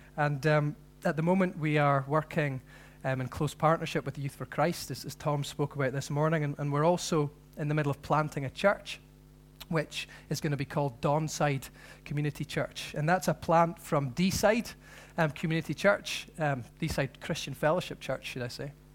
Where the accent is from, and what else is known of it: Scotland, United Kingdom